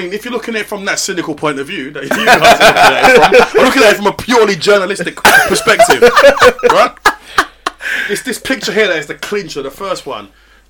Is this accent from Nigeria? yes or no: yes; Nigeria; I'm a Nigerian